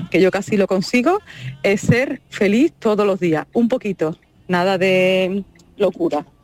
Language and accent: Spanish; Jerez de la Frontera, Andalusia, Spain; soy de Jerez.